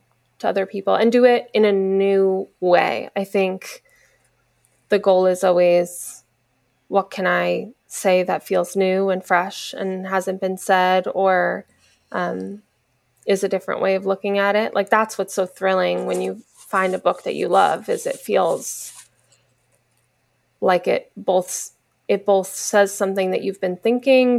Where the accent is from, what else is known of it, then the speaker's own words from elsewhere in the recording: New Jersey, United States; now in Los Angeles, United States; New Jersey, where I grew up